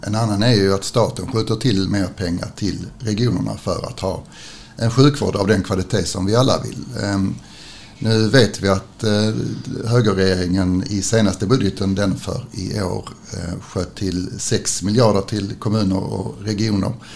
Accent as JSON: {"language": "Swedish", "region": "Skåne", "country": "Sweden", "said": "vi vanliga skåningar"}